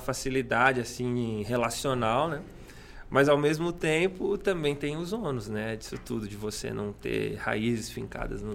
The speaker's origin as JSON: {"language": "Portuguese", "town": "Suzano", "region": "São Paulo", "country": "Brazil", "tie": "born or raised there", "also_born_or_lived": "Mogi das Cruzes", "said": "eu nasci em Mogi das Cruzes, mas eu fui criado em Suzano"}